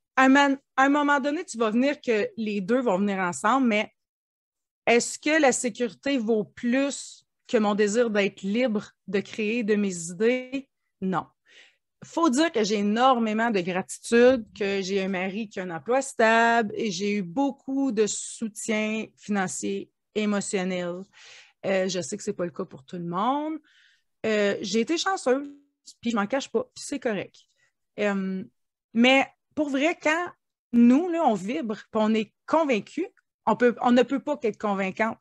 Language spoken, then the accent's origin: French; Ontario, Canada; je suis franco-ontarienne. On peut penser que je suis du Québec, quoique le Québec est voisin de l'Ontario. Euh, moi, je suis native d'une petite communauté de 5000 habitants.